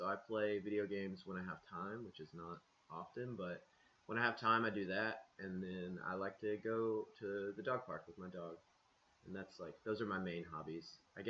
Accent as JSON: {"language": "English", "town": "Crossville", "region": "Tennessee", "country": "United States", "said": "Crossville. It's like an hour away."}